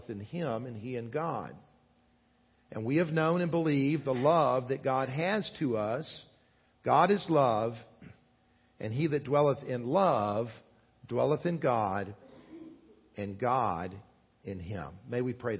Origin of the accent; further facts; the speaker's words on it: South Carolina, United States; I grew up in the state of South Carolina